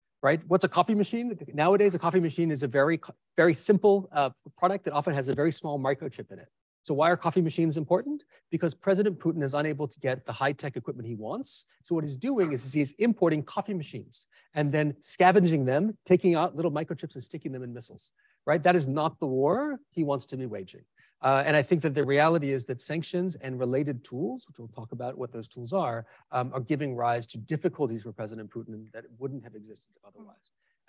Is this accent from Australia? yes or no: yes; Sydney, New South Wales, Australia; I'm originally from Sydney, despite my silly accent. I actually am from here